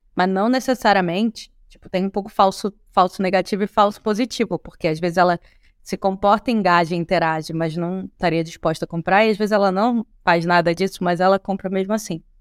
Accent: Rio de Janeiro, Brazil; nós que somos cariocas

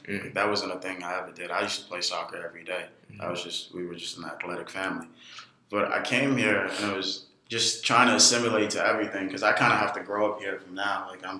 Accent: New York City, New York, United States; also born or lived in Ghana; Corona, Queens. I actually moved here when I was 9. I'm actually originally from Africa, Ghana.

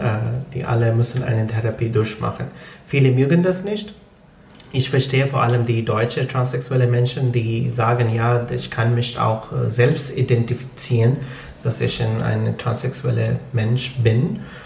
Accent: Lahore, Punjab, Pakistan; first language Punjabi; German is a second language; moved away as an adult; now in Germany; ich bin aus Lahore.

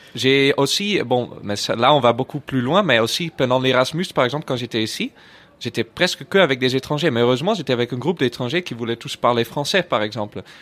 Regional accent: Netherlands; French is a second language; now in France; je suis néerlandais

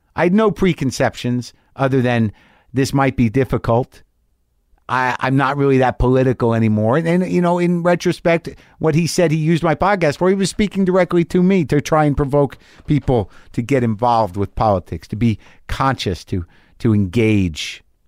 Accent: United States; as an American person

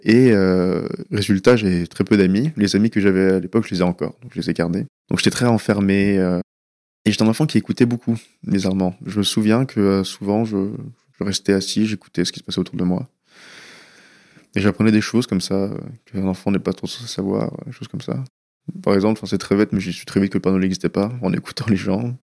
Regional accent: France; first language Persian; French is a second language; also born or lived in California, United States; on revenus en France, donc j'avais un ou deux ans

